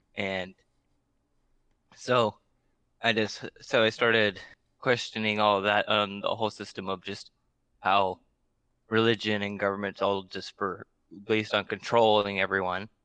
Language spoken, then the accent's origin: English; Alaska, United States; we're both from Alaska